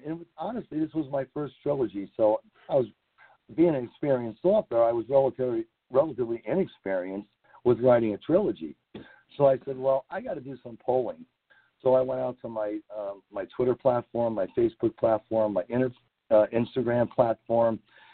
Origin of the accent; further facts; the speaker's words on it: New England, United States; I'm from New England